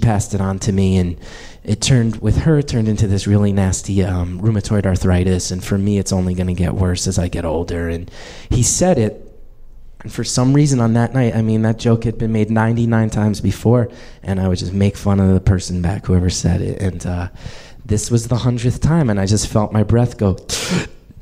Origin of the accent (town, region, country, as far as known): New Jersey, United States; born or raised there; moved away as an adult; now in Brooklyn, United States